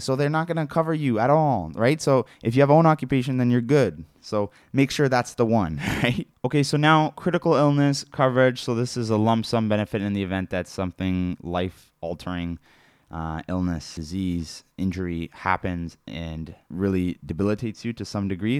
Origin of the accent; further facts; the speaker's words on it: Canada; being Canadian